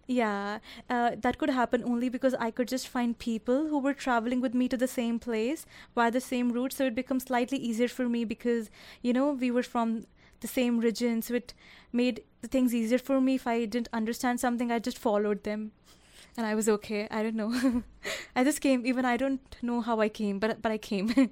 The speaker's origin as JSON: {"language": "English", "town": "Karnal", "region": "Haryana", "country": "India", "tie": "born or raised there", "moved": "as an adult", "lives_now": "Canada", "said": "I am specifically from Karnal, Haryana"}